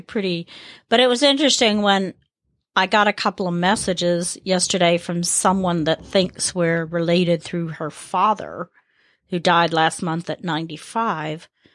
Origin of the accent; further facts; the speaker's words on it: the South, United States; growing up in the South, especially, it's about who your kin folk are